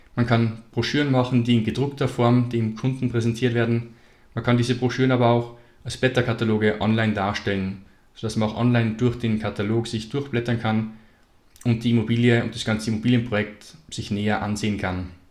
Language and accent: German; Salzburg, Austria; Ich komme aus Salzburg in Österreich